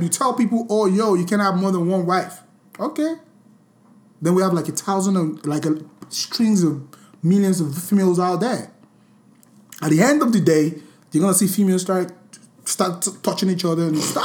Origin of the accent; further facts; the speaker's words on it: Nigeria; a Nigerian Born, bred. I'm so Nigerian.